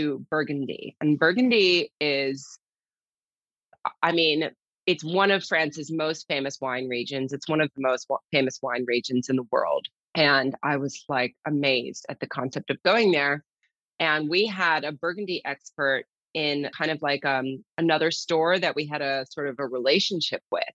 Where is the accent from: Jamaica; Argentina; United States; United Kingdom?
United States; as an American